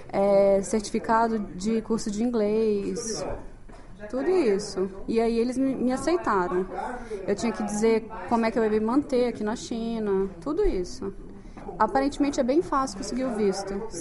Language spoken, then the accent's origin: Portuguese; Brasília, Federal District, Brazil; eu sou brasiliense, né? Então eu venho de um lugar muito seco.